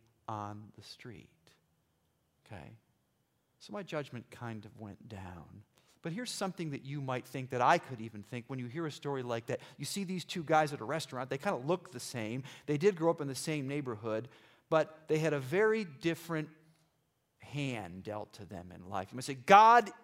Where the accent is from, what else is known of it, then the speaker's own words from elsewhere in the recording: Irondequoit, New York, United States; I grew up in Irondequoit near the lake